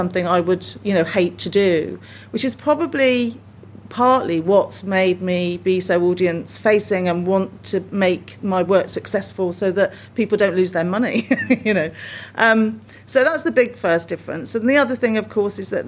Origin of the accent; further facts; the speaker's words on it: Birmingham, West Midlands, United Kingdom; now in Coventry, United Kingdom; I grew up in Birmingham, although not a lot of people know that because everyone thinks I was born and bred in Cov. But I do live here now